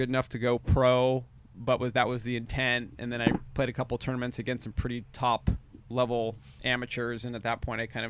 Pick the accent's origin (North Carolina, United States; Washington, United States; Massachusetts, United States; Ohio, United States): Washington, United States; Seattle; moved away as an adult; So I'm born and raised in Seattle, West Seattle.